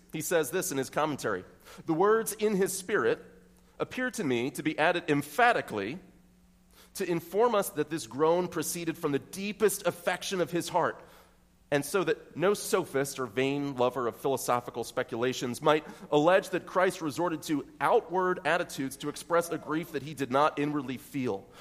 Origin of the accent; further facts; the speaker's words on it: York County, Pennsylvania, United States; I might say that I'm from York County. I might say that I'm from North York.